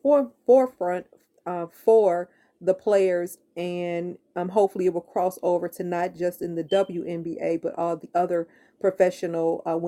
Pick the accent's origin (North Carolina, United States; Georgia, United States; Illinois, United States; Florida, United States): Illinois, United States; Chicago; my hometown was blessed to get Michael. And he finally brought Chicago some championships.